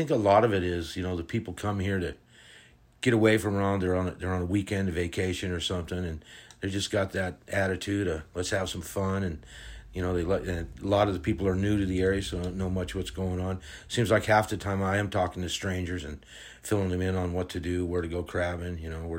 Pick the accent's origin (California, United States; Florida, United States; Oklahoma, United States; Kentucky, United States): California, United States; now in Birch Bay, United States; Well, Sasha, I came to Birch Bay in 1987 from Southern California. Raised my kids here and live in Birch Bay Village.